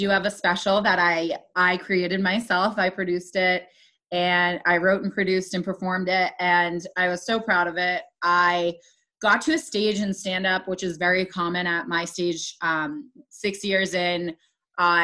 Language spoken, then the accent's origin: English; Waltham, Massachusetts, United States; I am born and raised in the Boston area